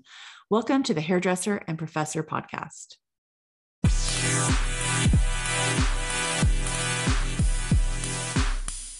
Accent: California, United States; I'm from California

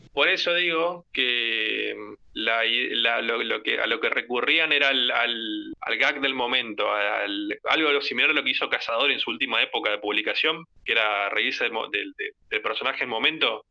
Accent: Argentina; como argentinos

